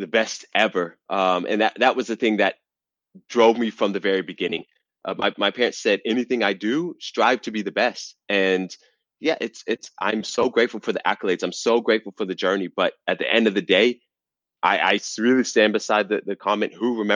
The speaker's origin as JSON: {"language": "English", "town": "Atlanta", "region": "Georgia", "country": "United States", "tie": "born or raised there", "said": "I'm from Atlanta, Georgia"}